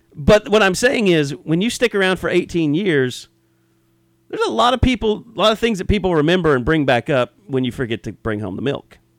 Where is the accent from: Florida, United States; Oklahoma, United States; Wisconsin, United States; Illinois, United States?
Oklahoma, United States; Southwest; I grew up in Southwest Oklahoma